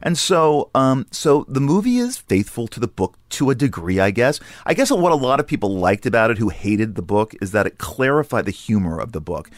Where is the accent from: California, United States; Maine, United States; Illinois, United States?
California, United States; Los Angeles; moved away; also born or lived in New York; I grew up in Sherman Oaks